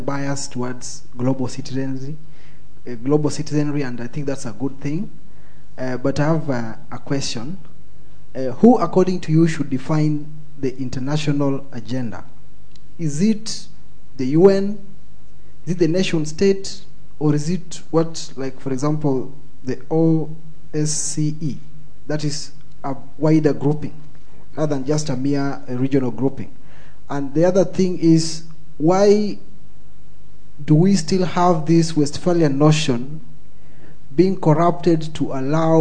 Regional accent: Kenya; moved away; I come from Kenya

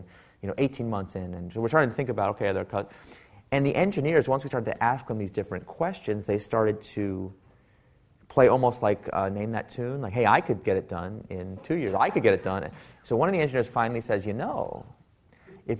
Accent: Silicon Valley, California, United States; I am from Silicon Valley

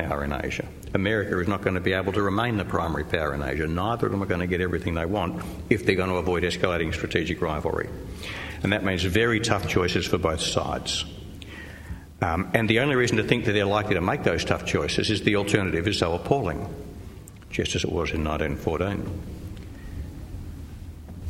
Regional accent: Australia; I'm an Australian

